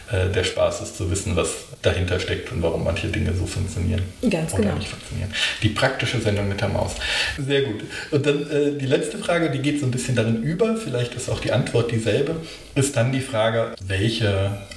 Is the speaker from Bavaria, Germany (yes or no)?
no; Berlin, Germany; aber ich, ich bin Berlinerin